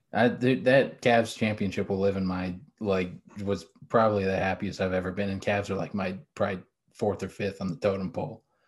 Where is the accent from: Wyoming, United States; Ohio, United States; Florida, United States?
Ohio, United States; also born or lived in West Virginia; I grew up in Ohio